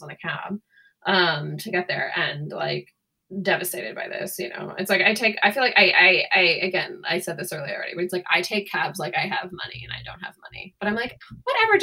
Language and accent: English; Northern California, United States; moved away; The number had my hometown area code.